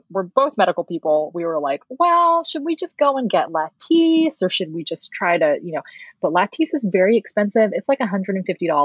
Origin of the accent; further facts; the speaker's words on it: Philippines; because we're Filipino and Filipinos do not have eyelashes.